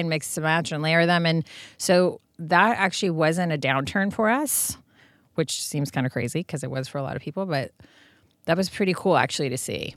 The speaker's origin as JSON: {"language": "English", "country": "Serbia", "tie": "born or raised there", "moved": "yes", "said": "growing up in Serbia, my grandmothers made everything"}